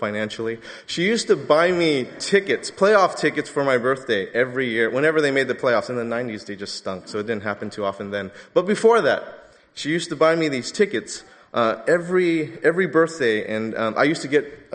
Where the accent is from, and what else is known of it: Los Angeles, California, United States